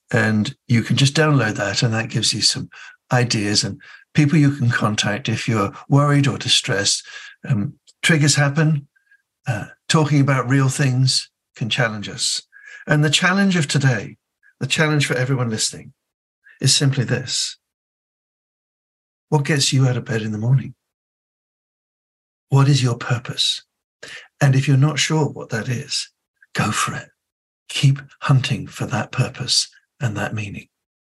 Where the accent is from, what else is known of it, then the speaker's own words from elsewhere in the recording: Mangakino, Waikato, New Zealand; born there; I was born in Mangakino in the North Island of New Zealand. Actually, in 1960, it was just a shanty town.